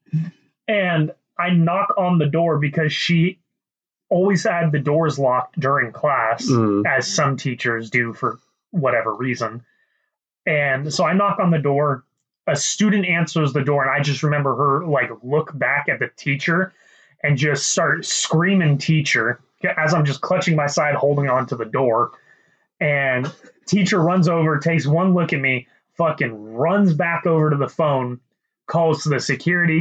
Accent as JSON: {"language": "English", "region": "Kentucky", "country": "United States", "moved": "yes", "said": "I'm originally from Kentucky"}